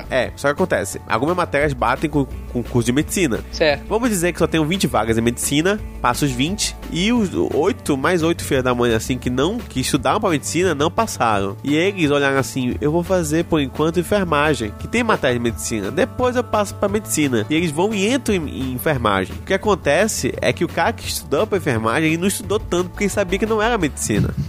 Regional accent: Manaus, Amazonas, Brazil; eu, nós somos de Manaus, se eu quiser estudar em Curitiba, eu posso só fazer a prova do Enem

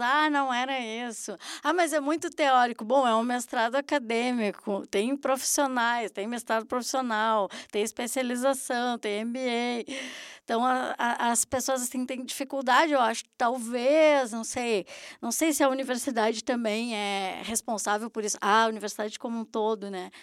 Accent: Brazil; moved away; como brasileiros

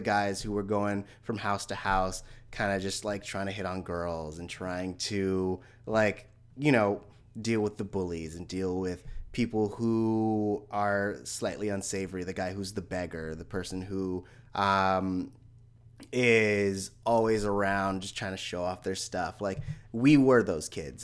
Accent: San Francisco Bay Area, California, United States; also born or lived in Hayward / East Menlo Park; I grew up in Hayward and, and San Francisco, but, like, the, the, up until nineteen ninety-six, I was living in East Menlo Park

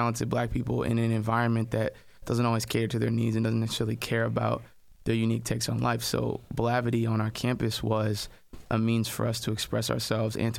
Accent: New Hampshire, United States; moved away as an adult; also born or lived in St. Louis; Born and raised in New Hampshire, actually

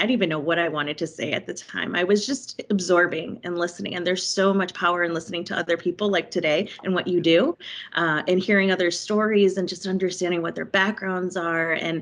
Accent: Chicago, Illinois, United States; now in Miami, United States; I grew up and was raised in Chicago

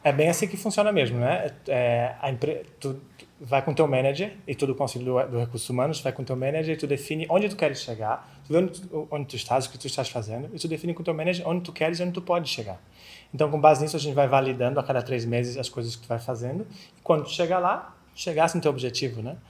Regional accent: Florianópolis, Santa Catarina, Brazil; accent: manezinho; moved away as an adult; now in Spain; sou manezinho aqui de Florianópolis, dá para perceber no sotaque.

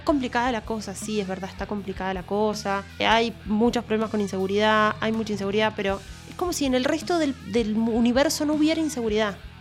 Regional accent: Argentina; yo quiero vivir en mi país y quiero estar acá

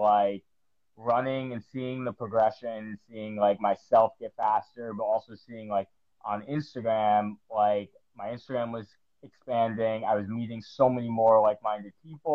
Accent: New Jersey, United States; moved away as an adult; now in Tampa, United States; I'm from New Jersey, so I grew up going to New York all the time

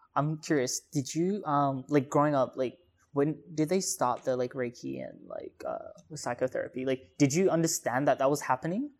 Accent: Perth, Western Australia, Australia; moved away as an adult; also born or lived in Singapore; now in Sydney, Australia; I grew up in Singapore for four years, then, like, Perth, like, pretty much until, like, two years ago.

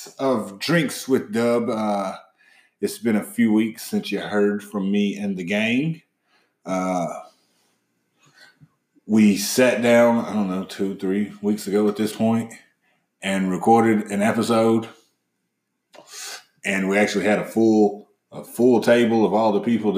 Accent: the South, United States; Growing up in the South as a black man

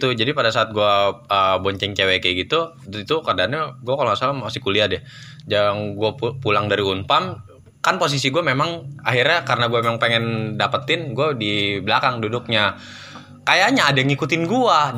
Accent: Cianjur, West Java, Indonesia; kampung gue, Cianjur ke Garut pernah tuh.

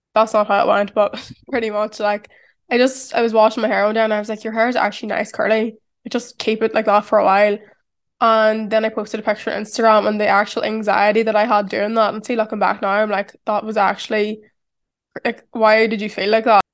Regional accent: County Tyrone, Northern Ireland, United Kingdom; accent: strong Irish; moved away as an adult; now in London, United Kingdom; I grew up in County Tyrone in Ireland.

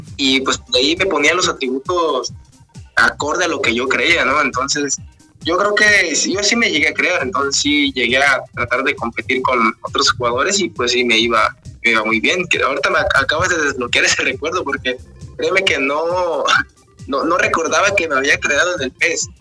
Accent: Oaxaca, Mexico; algo típico de donde soy yo, las Tlayudas de Oaxaca

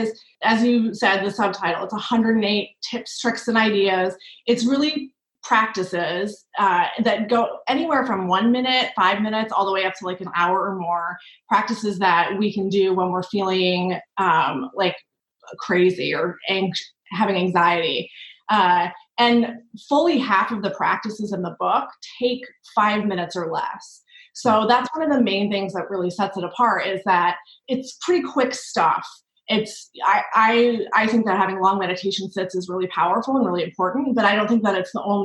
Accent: New York, United States; as a New Yorker

